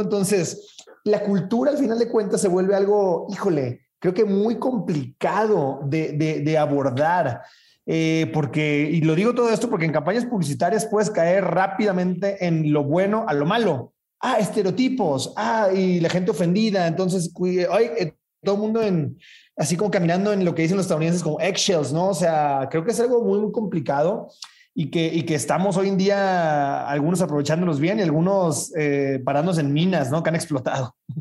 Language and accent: Spanish; Sinaloa, Mexico; soy sinaloense